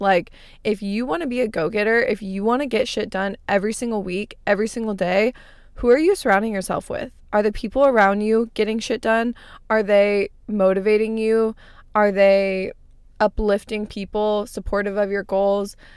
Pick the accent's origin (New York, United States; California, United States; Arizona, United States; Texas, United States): Arizona, United States; moved away; I grew up in Arizona. I lived there my entire life